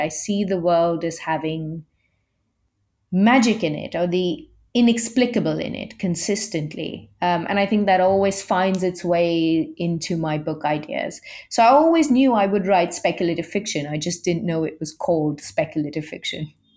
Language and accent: English; India; I'm Indian